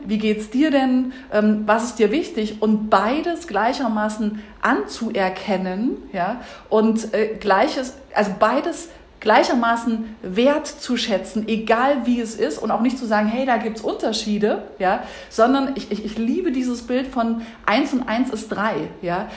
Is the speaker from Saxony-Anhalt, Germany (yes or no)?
yes; Saxony-Anhalt, Germany; moved away as an adult; also born or lived in Leipzig / Berlin; ich in Sachsen-Anhalt geboren bin und mich für ein Studium in Leipzig entschieden habe